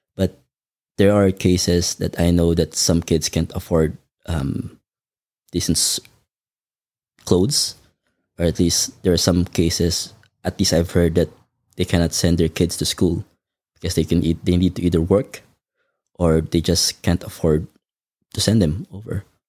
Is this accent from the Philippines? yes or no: yes; Manila, Metro Manila, Philippines; now in Melbourne, Australia; I was born in the Philippines, um, in Manila, to a family of five, including me